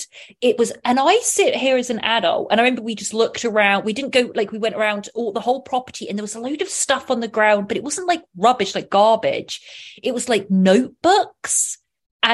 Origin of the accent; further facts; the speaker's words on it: Oxfordshire, South East England, United Kingdom; I was brought up in County of Oxfordshire, which is about 40 to 50 miles west of London